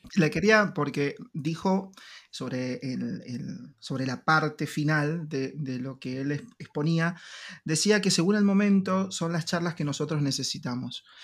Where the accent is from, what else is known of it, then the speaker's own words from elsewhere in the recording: Argentina; nuestro país, Argentina